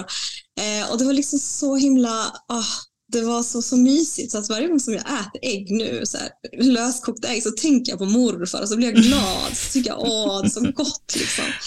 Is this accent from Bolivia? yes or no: yes; Bolivia; also born or lived in Latin America; now in Sweden; mitt hemland Bolivia